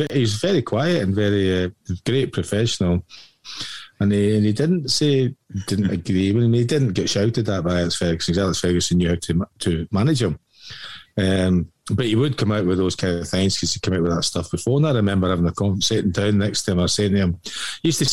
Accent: west of Scotland, United Kingdom; I'm born in fucking the west of Scotland

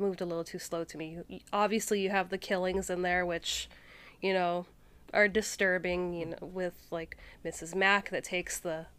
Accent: Canada; accent: Canadian; I mean, I'm Canadian, and once in a while, it'll slip out.

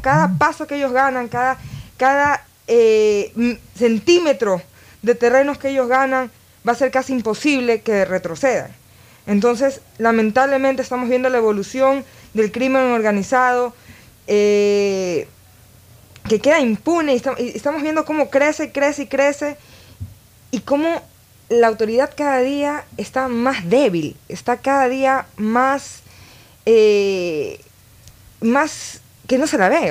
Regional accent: Guayaquil, Guayas, Ecuador; especialmente como guayaquileña

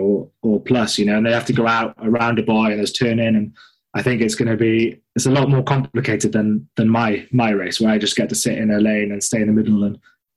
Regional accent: Mumbles, Wales, United Kingdom; I'm from Mumbles, which is a very small fishing village.

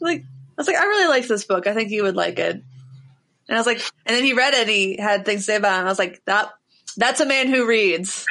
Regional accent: Cincinnati, Ohio, United States; moved away; also born or lived in Nashville, Tennessee; I'm from Ohio, but like I have lots of family in South Carolina that I was always very, very close with.

